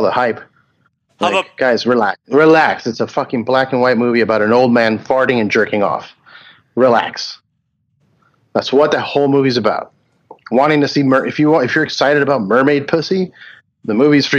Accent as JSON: {"language": "English", "town": "Homestead", "region": "Florida", "country": "United States", "tie": "born or raised there", "said": "I grew up in Homestead, Florida"}